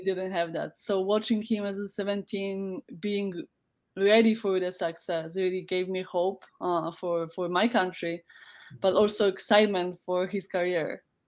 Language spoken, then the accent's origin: English; Poland; English is a second language; moved away as an adult; also born or lived in United States; I decided to to um, to leave my my home uh, city